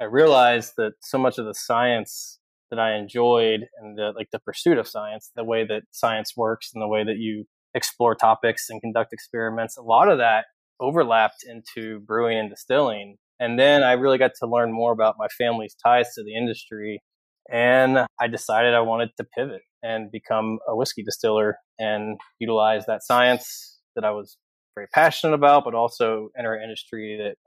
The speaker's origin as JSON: {"language": "English", "town": "Louisville", "region": "Kentucky", "country": "United States", "tie": "born or raised there", "said": "So I am from Kentucky. I grew up in Louisville"}